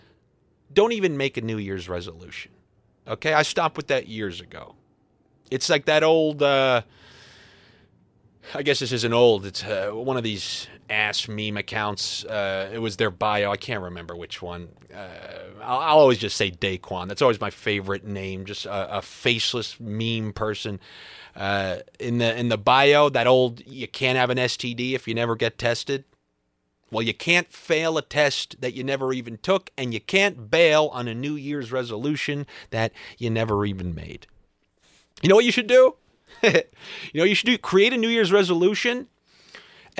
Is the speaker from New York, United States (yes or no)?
yes; Long Island, New York, United States; moved away as an adult; also born or lived in Boston / Los Angeles; I grew up in Long Island